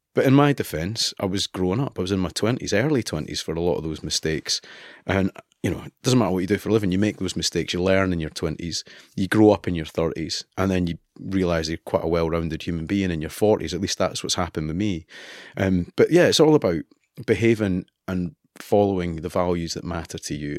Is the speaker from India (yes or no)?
no; Kinross, Scotland, United Kingdom; accent: East Coast; moved away as an adult; also born or lived in Edinburgh; I'm from Edinburgh. I was born in Edinburgh. My parents were Fifers. And I grew up in a no man's land, really, called Kinross, which is Perth and Kinross